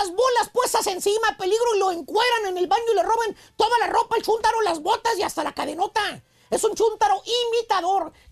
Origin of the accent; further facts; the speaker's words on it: Durango, Mexico; Soy de México, de Durango.